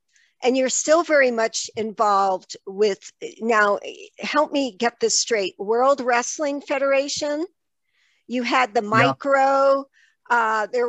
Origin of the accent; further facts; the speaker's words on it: Tuscany, Italy; moved away; So I told you before we started the show that I grew up in Italy, in Tuscany.